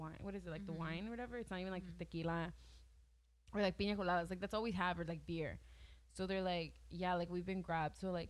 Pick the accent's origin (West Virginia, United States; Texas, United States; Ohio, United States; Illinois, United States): Texas, United States; the Valley; We're all from the fucking valley